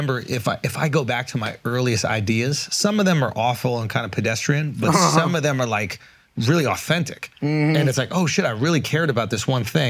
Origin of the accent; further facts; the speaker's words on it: New York, United States; I grew up in New York, huge